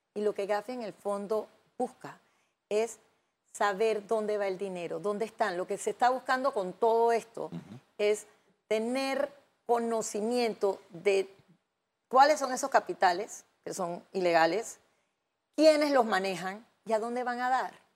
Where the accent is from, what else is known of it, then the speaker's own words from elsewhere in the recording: Panama; nosotros, como panameños